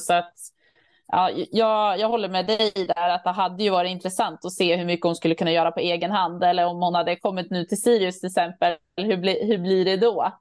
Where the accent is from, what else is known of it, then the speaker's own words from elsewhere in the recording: Örnsköldsvik, Västernorrland County, Sweden; jag är från Övik